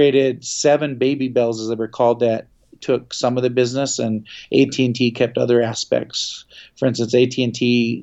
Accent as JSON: {"language": "English", "town": "Seattle", "region": "Washington", "country": "United States", "tie": "born or raised there", "also_born_or_lived": "Philadelphia, Pennsylvania", "said": "I was raised in Seattle, Washington"}